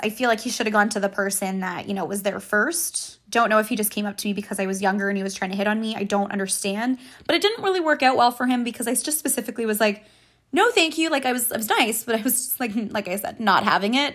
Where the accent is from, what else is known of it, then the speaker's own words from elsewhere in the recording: Ottawa, Ontario, Canada; now in Kingston, Canada; I'm from Ottawa